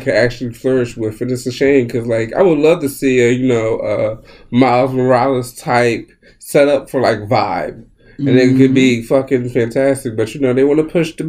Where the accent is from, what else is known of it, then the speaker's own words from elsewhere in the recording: Philadelphia, Pennsylvania, United States; Is that because I'm Philadelphian